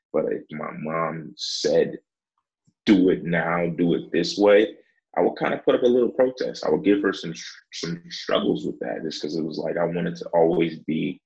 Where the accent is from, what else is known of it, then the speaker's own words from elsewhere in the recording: Buffalo, New York, United States; I'm originally from Buffalo, New York